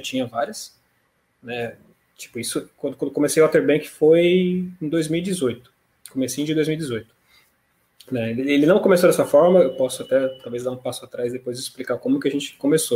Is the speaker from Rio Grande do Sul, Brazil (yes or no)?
no; São Paulo, Brazil; moved away as an adult; now in Rio de Janeiro, Brazil; mas eu sou paulista, né, criado na capital de São Paulo